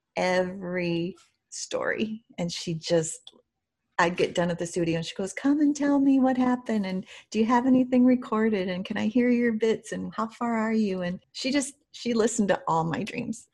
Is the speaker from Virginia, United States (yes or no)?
no; Primghar, Iowa, United States; I grew up in a small, small town in Iowa. I'm an Iowa farm girl, and it's called Primgar